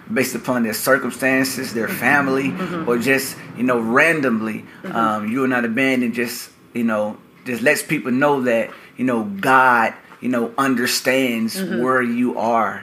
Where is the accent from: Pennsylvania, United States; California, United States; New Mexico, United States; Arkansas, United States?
Arkansas, United States; Little Rock; Born and raised in Little Rock. My whole life I've lived in several parts of Little Rock